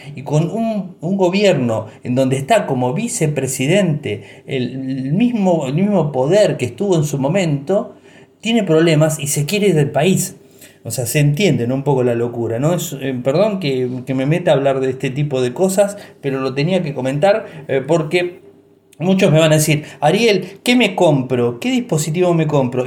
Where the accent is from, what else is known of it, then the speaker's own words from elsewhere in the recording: Argentina; soy argentino, viví toda la vida aquí